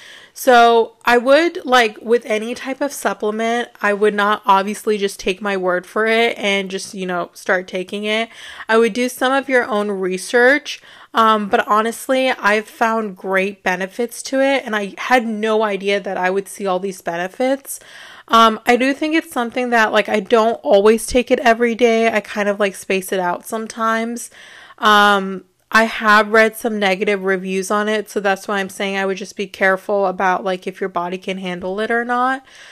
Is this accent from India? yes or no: yes; India; So I thought that was great because, you know, I'm Indian, so it's really great to relate to something in that way.